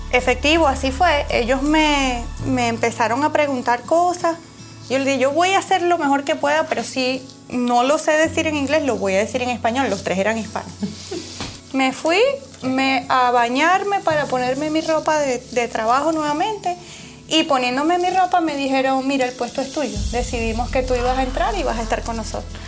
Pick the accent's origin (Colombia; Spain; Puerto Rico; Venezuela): Venezuela; moved away as an adult; now in United States; Yo vengo de Venezuela. Eh, hace siete años llegué aquí, a este país